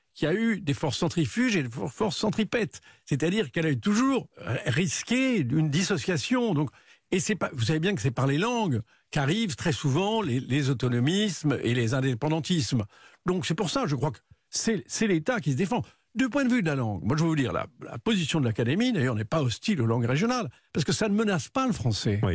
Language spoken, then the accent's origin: French; Béarn, Nouvelle-Aquitaine, France; j'ai été élevé dans le Béarn